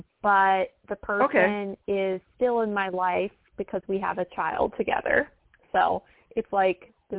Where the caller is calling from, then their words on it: Atlanta, Georgia, United States; I'm calling from Atlanta, Georgia.